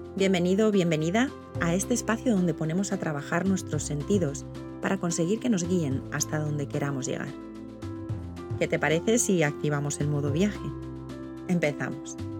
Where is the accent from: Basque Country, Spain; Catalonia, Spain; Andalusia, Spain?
Basque Country, Spain; Vitoria-Gasteiz; Nací en Vitoria hace 48 años